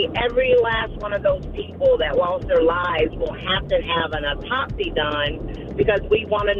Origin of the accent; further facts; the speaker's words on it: Houston, Texas, United States; I'm from Houston, so, I mean, it was very, very bad.